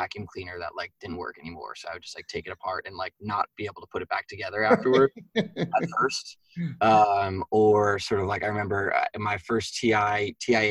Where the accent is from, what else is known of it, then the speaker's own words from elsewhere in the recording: Westchester, New York, United States; I grew up in Westchester, New York, so about an hour north of the city